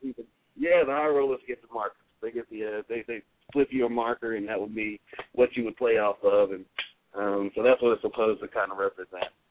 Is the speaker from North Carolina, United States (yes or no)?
yes; Charlotte, North Carolina, United States; we're from Charlotte